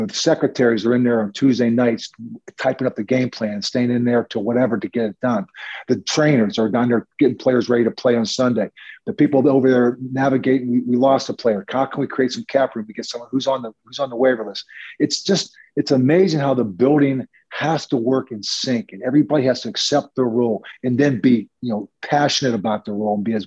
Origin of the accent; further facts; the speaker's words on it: Pittsburgh, Pennsylvania, United States; moved away as an adult; now in New York, United States; from growing up in Pittsburgh to being a full-time New Yorker